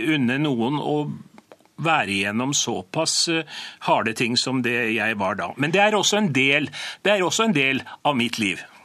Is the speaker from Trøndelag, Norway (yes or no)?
yes; Byneset, Trøndelag, Norway; oppveksten på Byneset, i et trygt og fint og godt miljø